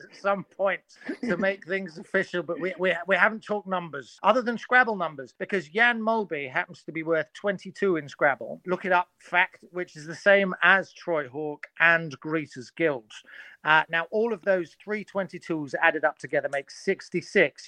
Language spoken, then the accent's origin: English; Surrey, South East England, United Kingdom; I'm from Surrey